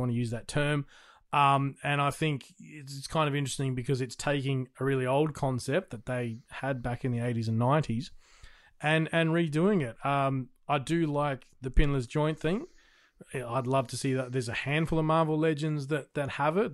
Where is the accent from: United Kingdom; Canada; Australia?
Australia; I'm an Australian